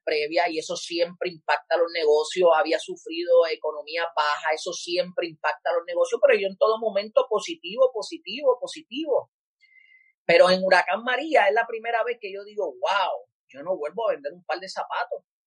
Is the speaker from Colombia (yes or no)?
no; San Juan, Puerto Rico; also born or lived in Carolina, Puerto Rico; me crié en Cupey Bajo, Puerto Rico, la mayoría del tiempo en mi infancia